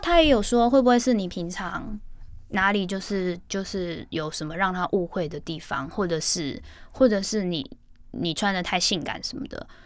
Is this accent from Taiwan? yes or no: no; Hong Kong; moved away; 我也是在香港出生